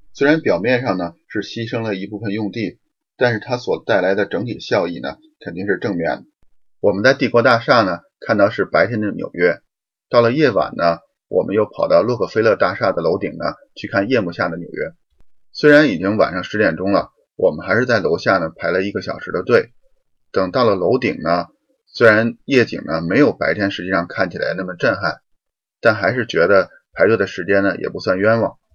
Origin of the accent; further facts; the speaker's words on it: Beijing, China; moved away as an adult; now in Windsor, Canada; 我从北京来的